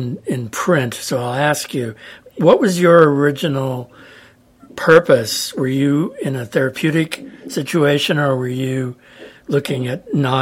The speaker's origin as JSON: {"language": "English", "town": "San Luis Obispo", "region": "California", "country": "United States", "tie": "born or raised there", "said": "my hometown, San Luis Obispo, California."}